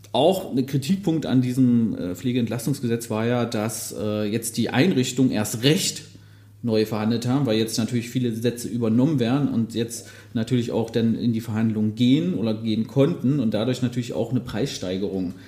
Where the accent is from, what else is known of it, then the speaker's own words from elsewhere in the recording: Magdeburg, Saxony-Anhalt, Germany; Ich bin ja gebürtiger Magdeburger, habe ja auch in der Nähe gelernt.